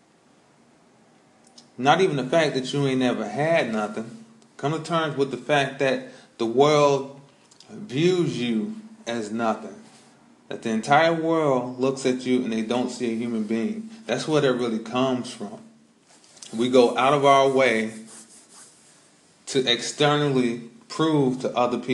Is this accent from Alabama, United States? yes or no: no; Chicago, Illinois, United States; moved away; I'm originally from Chicago